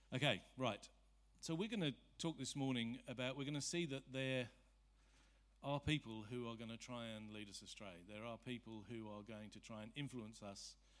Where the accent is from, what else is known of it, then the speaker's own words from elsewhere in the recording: Surrey, South East England, United Kingdom; I'm from Surrey.